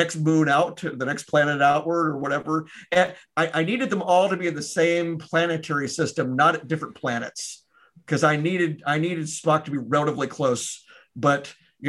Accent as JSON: {"language": "English", "town": "Memphis", "region": "Tennessee", "country": "United States", "tie": "born or raised there", "moved": "yes", "said": "my hometown of Memphis"}